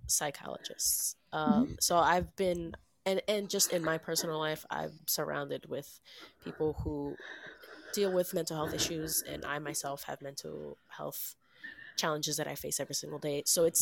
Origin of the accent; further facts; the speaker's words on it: New York City, New York, United States; now in Long Island, United States; I was born in the Bronx. I live in Long Island now